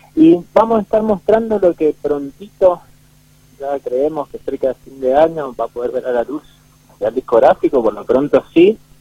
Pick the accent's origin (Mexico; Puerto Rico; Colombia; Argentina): Argentina; Mendoza; now in Godoy Cruz, Argentina; yo de Capital